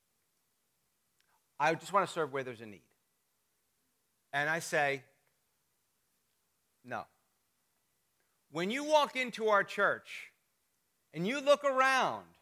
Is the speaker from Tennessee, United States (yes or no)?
no; New Jersey, United States; moved away; I'm from North Jersey. They're a little meaner up there